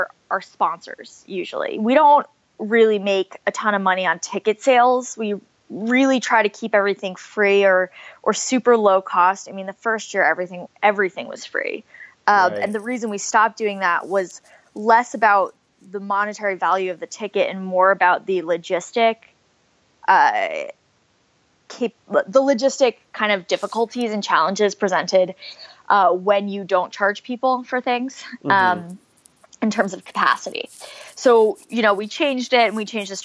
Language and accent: English; New Jersey, United States; I grew up in New Jersey. So the town I'm from is about an hour from New York City.